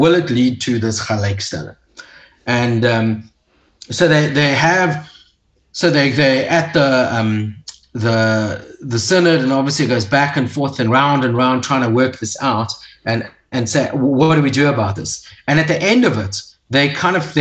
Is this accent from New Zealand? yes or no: no; South Africa; as an English-speaking South African